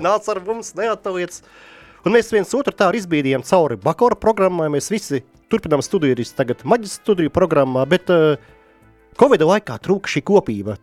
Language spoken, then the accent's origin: Latvian; Ventspils, Kurzeme, Latvia; es esmu pats no Ventspils